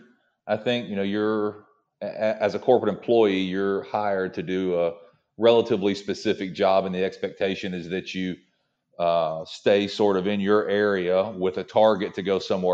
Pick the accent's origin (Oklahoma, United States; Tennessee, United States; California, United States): Tennessee, United States; I'm from Tennessee originally. And, when you're born and raised in Tennessee, you drink Jack Daniels.